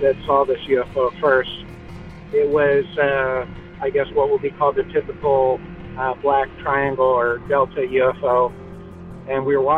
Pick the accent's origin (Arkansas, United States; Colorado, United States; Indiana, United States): Indiana, United States; Evansville; I'm from Evansville, Indiana